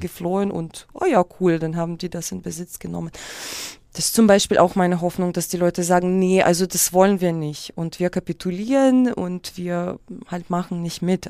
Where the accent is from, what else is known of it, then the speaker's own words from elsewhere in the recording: Kyiv, Ukraine; first language Russian; German is a second language; moved away; also born or lived in Moscow; Dann bin ich mit meiner Mutter nach Kiew